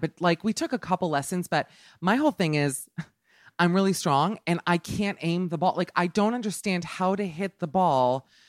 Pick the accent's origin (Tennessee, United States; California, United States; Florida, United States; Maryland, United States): Florida, United States; Miami; moved away; I'm from Miami